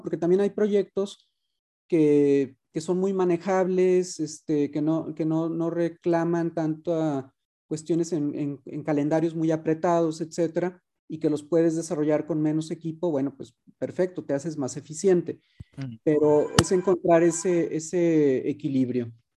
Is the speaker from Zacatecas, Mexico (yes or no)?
no; Guadalajara, Jalisco, Mexico; yo soy tapatío, tengo toda mi vida viviendo en Guadalajara